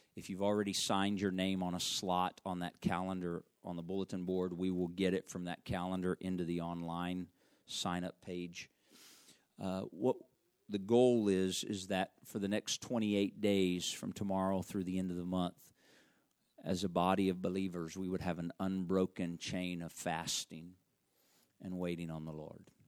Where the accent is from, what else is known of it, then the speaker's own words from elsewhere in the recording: Arkansas, United States; I'm from Arkansas